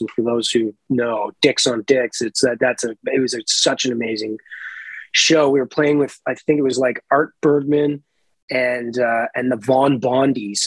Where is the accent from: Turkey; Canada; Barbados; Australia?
Canada; now in Toronto, Canada; I grew up right in the Bay of Fundy